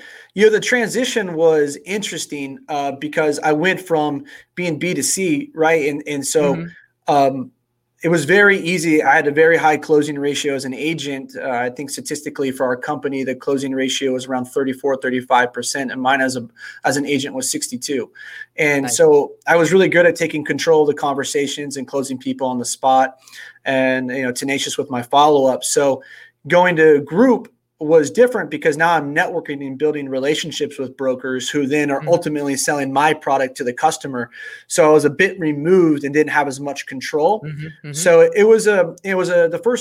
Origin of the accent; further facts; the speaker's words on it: Sonoma County, Northern California, United States; also born or lived in San Diego, California / Oceanside, California; I'm a California native. So I grew up in Northern California, Sonoma County.